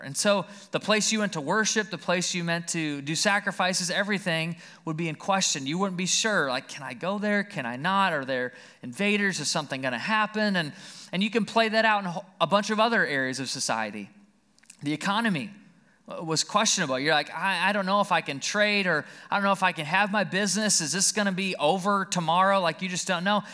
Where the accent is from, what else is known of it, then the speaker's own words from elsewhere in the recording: Caledonia, United States; also born or lived in Alabama; We lived right out here in Caledonia